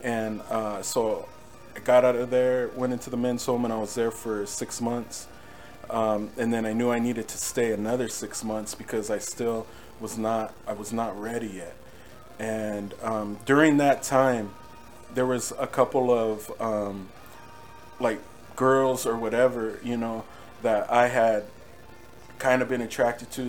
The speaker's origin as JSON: {"language": "English", "town": "Norwalk", "region": "California", "country": "United States", "tie": "born or raised there", "also_born_or_lived": "Whittier, California", "said": "I grew up in, in, between cities. So Norwalk, I was in Norwalk for a while"}